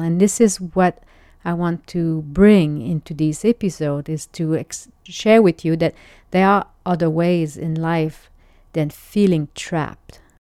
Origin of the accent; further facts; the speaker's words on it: Quebec, Canada; I'm French Canadian